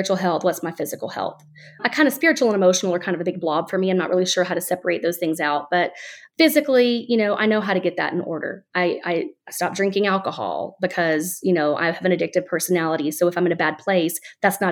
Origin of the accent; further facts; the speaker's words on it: Alabama, United States; now in Florida, United States; I'm born and raised in Alabama